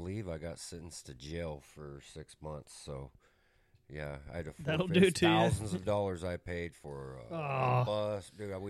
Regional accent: Bakersfield, California, United States; My hometown, Bakersfield.

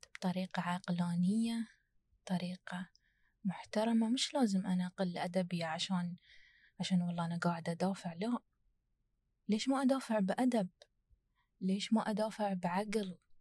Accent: United Arab Emirates; أنا كإماراتية

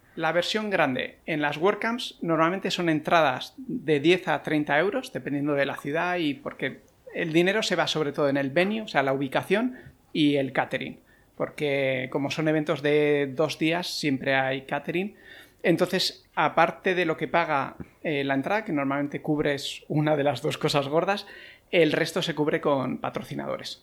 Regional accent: Terrassa, Catalonia, Spain; la meetup de Tarrasa, que esa es la pequeñita, es la de mi pueblo, y la monto un poco para ponérselo fácil a la gente de aquí

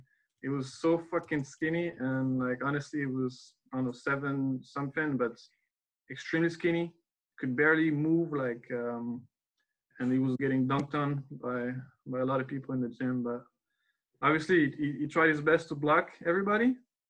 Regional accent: Paris, Île-de-France, France; also born or lived in Oklahoma, United States; I was born and raised in Paris

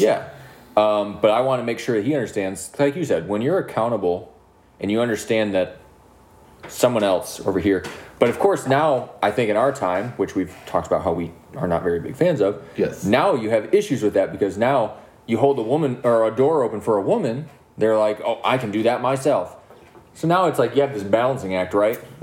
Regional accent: Milan, Michigan, United States; We're from Milan

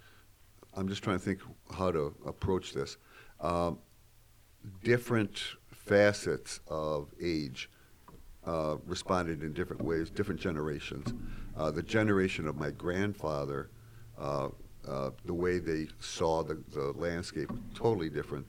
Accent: Salamanca, New York, United States; now in Buffalo, United States; I grew up in Salamanca.

